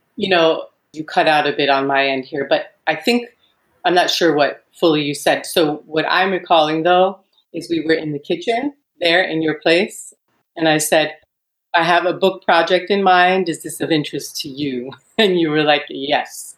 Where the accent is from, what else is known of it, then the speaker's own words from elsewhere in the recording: New York City, New York, United States; I was raised in New York City